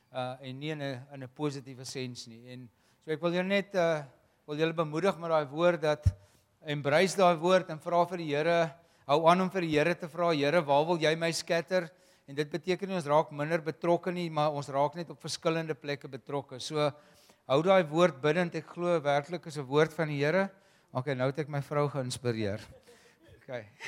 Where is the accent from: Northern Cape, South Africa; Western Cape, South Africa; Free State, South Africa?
Western Cape, South Africa; Wellington; ons kom uh ons kom van Wellington af maar Wellington en Parel is vir ons een dorp